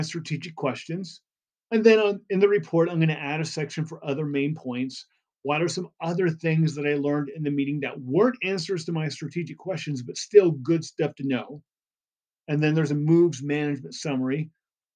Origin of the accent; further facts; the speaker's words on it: Indiana, United States; I grew up in Indiana